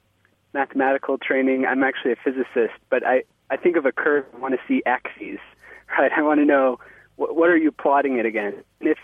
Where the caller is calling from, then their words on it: Somerville, Massachusetts, United States; I'm calling from Somerville, Massachusetts.